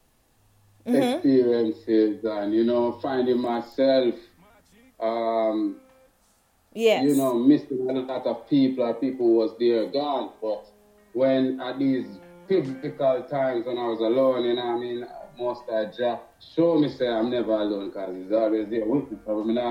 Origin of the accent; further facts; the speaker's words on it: Jamaica; I am a Jamaican